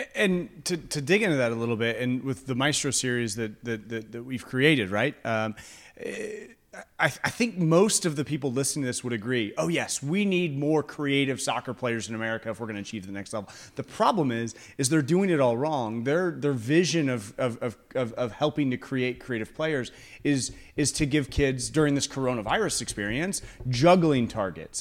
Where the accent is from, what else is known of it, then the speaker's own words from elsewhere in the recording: United States; As an American culture